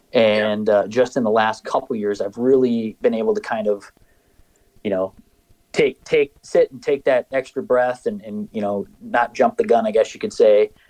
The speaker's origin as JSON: {"language": "English", "area": "just outside of Mankato", "region": "Minnesota", "country": "United States", "tie": "born or raised there", "also_born_or_lived": "Mason City, Iowa / Mount Pleasant, Iowa", "moved": "as an adult", "lives_now": "Iowa, United States", "said": "my wife and I both grew up um, just outside of Mankato"}